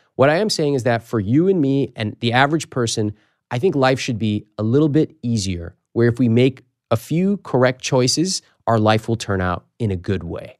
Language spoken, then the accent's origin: English; United States; I was born in America